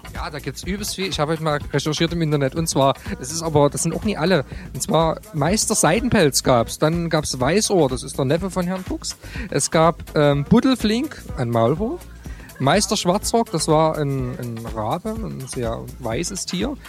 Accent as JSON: {"language": "German", "town": "Dresden", "region": "Saxony", "country": "Germany", "said": "Als Dresdner kennt man natürlich logischerweise die Distillery"}